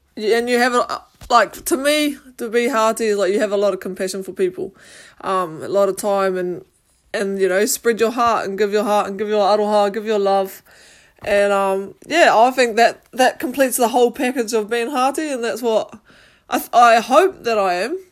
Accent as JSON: {"language": "English", "country": "New Zealand", "tie": "born or raised there", "said": "I grew up in New Zealand and I'm New, New Zealand Māori."}